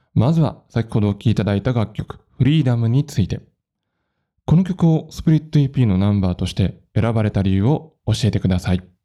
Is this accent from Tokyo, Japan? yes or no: no; Nagoya, Aichi, Japan; moved away as an adult; now in Matsumoto, Japan; 地元名古屋を離れて、まあ、この町にやってきたわけなんですけれど